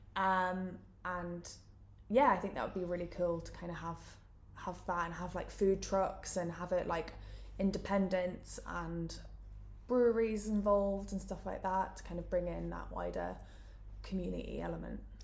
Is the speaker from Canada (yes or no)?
no; Newcastle upon Tyne, North East England, United Kingdom; moved away; as you can tell from my accent, I'm from Newcastle